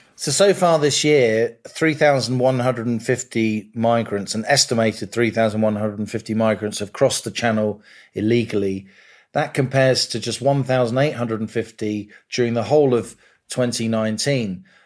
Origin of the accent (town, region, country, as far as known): London, United Kingdom; born or raised there